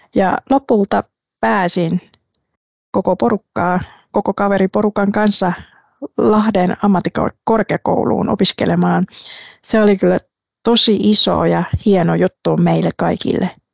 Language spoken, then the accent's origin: Finnish; Quy Nhon, Binh Dinh, Vietnam; Finnish is a second language; moved away as an adult; also born or lived in Ho Chi Minh City, Vietnam / Lahti, Finland; now in Finland; Mä synnyin pienessä Quinjoen kaupungissa rannikolla